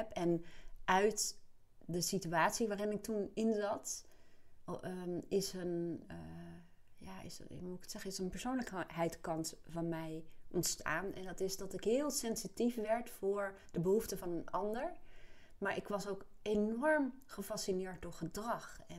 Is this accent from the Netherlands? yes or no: yes; Apeldoorn, Gelderland, Netherlands; born there; ik ben geboren in Apeldoorn en mijn ouders ehm, waren toen begin 20, jonge ouders dus.